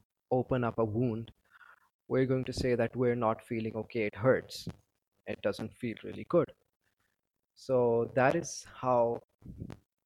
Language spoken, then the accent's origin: English; Pakistan; I'm from Pakistan